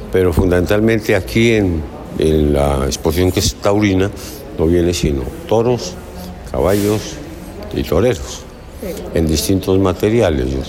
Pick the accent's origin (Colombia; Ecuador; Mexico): Colombia; Bogotá; now in Manizales, Colombia; No, yo soy bogotano.